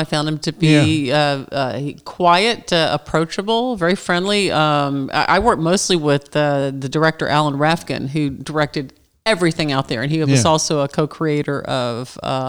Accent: Georgia, United States; But I'm from Georgia originally. And so coming back to the South was a natural move for me.

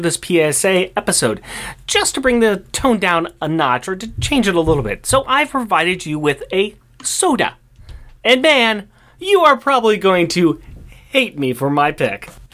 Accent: Portland, Oregon, United States; we are from Portland, Oregon

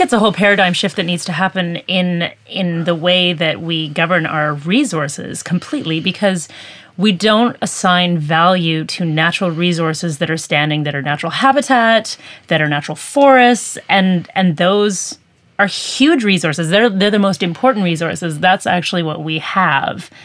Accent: Peace River Valley, British Columbia, Canada; I grew up in the Peace River Valley

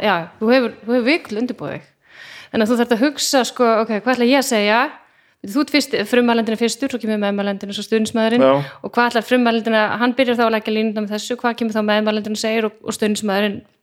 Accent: Garðabær, Capital Region, Iceland; þetta var raunverulega sveit þegar ég ólst upp, ég ólst upp á sagt, no, hérna, garða, ekki garðaholtinu þannig upp á raunsholtinu

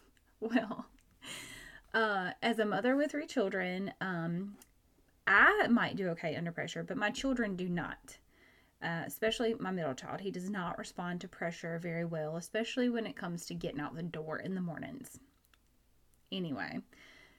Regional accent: Georgia, United States; I'm from Georgia

